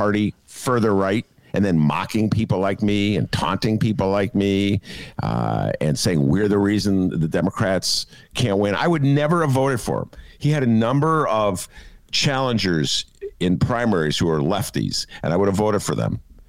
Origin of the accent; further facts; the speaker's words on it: Chicago, Illinois, United States; I am a Chicagoan.